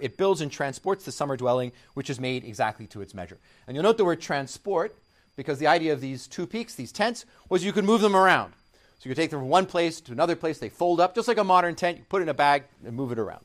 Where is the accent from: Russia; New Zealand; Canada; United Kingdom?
Canada; I'm Canadian